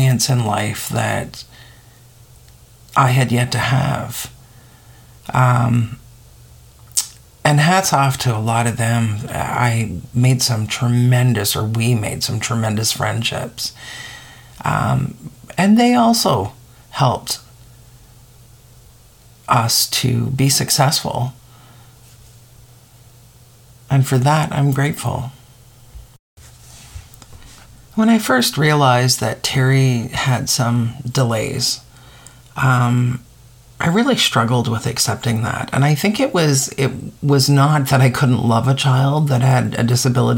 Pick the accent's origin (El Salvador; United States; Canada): Canada; Eastern Arctic; growing up in the Eastern Arctic as the only white child